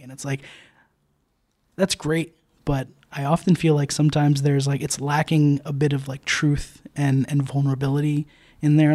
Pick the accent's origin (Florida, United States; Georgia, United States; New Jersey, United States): New Jersey, United States; also born or lived in New York City; I grew up, um, I grew up in Jersey